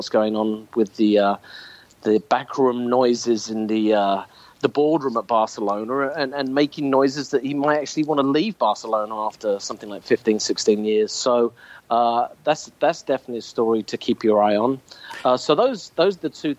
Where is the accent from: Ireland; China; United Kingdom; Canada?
United Kingdom; England; as an Englishman